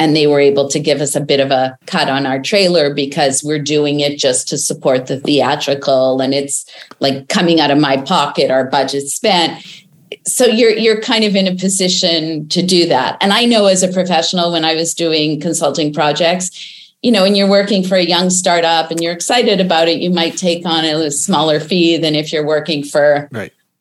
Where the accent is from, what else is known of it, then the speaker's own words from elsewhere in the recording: Winnipeg, Manitoba, Canada; I grew up in Winnipeg, Canada